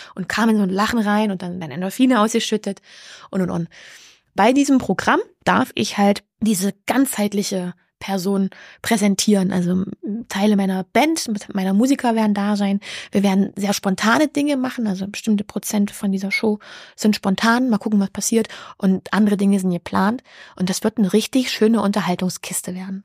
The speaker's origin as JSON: {"language": "German", "town": "Halle", "region": "Saxony-Anhalt", "country": "Germany", "tie": "born or raised there", "said": "in meiner Heimat in Halle"}